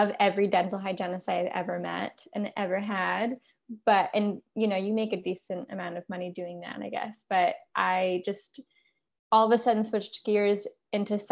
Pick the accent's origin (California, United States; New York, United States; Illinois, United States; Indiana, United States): New York, United States; Accord; I grew up in Accord